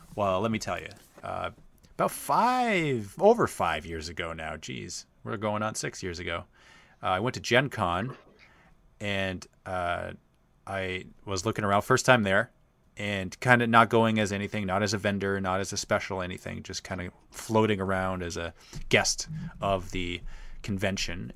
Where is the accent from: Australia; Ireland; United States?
Australia; accent: Australian